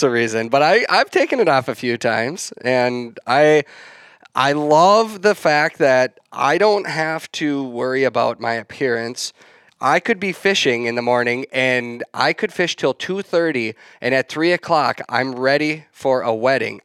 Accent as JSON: {"language": "English", "area": "west of the Twin Cities Metro", "region": "Minnesota", "country": "United States", "tie": "born or raised there", "said": "I grew up in West, just west of the, uh, Twin Cities Metro."}